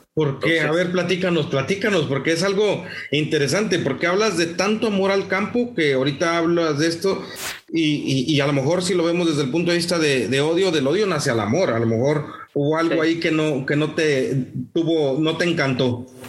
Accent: Morelos, Mexico; now in Monterrey, Mexico; yo soy de Morelos, vivo en Monterrey, pero soy de Morelos

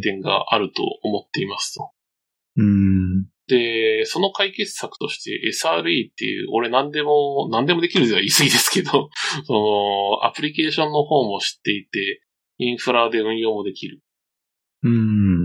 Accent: Hokkaido, Japan; その北海道出身なんですよね

